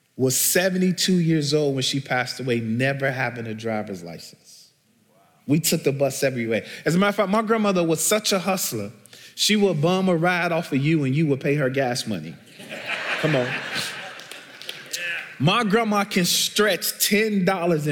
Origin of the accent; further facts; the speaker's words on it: Chicago, Illinois, United States; So I'm originally from Chicago, born and bred. I grew up in the housing projects called Argyle Gardens on the south side of Chicago